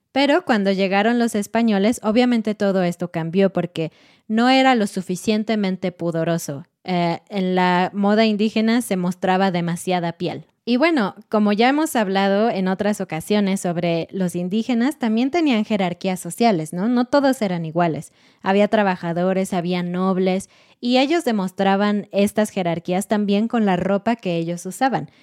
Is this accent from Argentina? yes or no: no; Mexico City, Mexico; viví y crecí en Ciudad de México